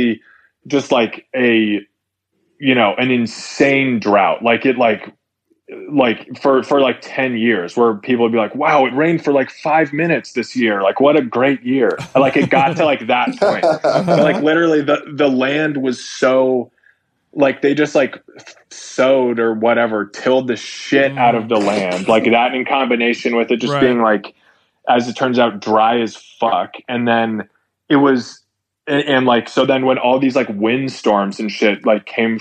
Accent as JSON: {"language": "English", "town": "San Francisco", "region": "California", "country": "United States", "moved": "yes", "lives_now": "Los Angeles, United States", "said": "I'm from San Francisco originally"}